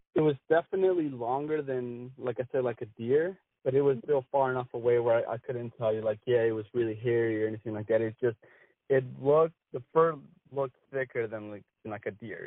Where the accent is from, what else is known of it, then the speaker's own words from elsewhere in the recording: Wisconsin, United States; I grew up in Wisconsin